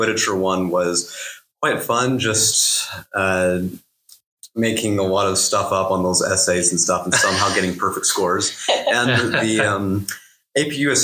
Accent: Utah, United States; also born or lived in Price, Utah / Helper, Utah / Perry, Utah / Brigham City, Utah; I grew up in Price, Utah, and then I moved around quite a bit to Helper and then to Perry. I lived in Brigham City for a bit and now to Tremont, so all over.

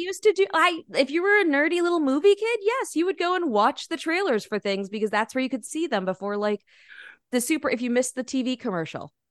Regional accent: United States; I'm American

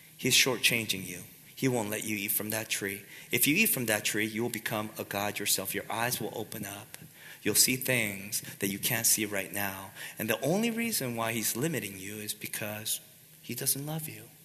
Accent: United States; we Americans tend to think very individualistically

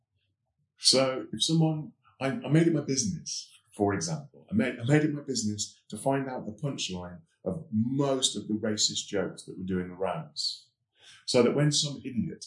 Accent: West Midlands, United Kingdom; growing up in the West Midlands in the 60s

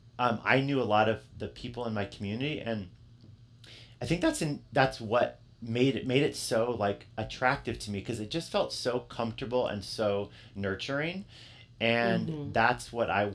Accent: Yakima, Washington, United States; I grew up in in Yakima, and I grew up in a school district that both my sisters, who are older than me, they both graduated from

